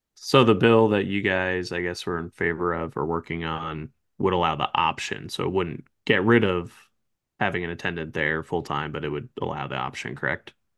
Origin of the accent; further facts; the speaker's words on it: New Jersey, United States; moved away; I was born and raised in North Jersey, so I was used to it as a kid growing up and still have family out there